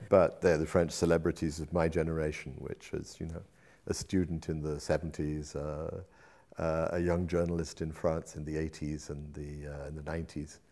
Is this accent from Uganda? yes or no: no; United Kingdom; moved away as an adult; also born or lived in Paris / Brussels / Bonn / Berlin; I did when I was growing up in Britain as well